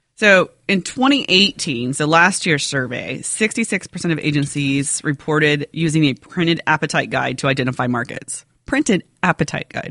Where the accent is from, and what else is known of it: United States